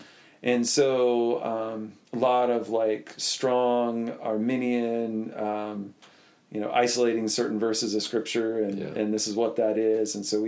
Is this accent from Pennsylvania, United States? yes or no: yes; Butler, Pennsylvania, United States; So I was born and raised in Butler, Pennsylvania, and my dad worked for Armco.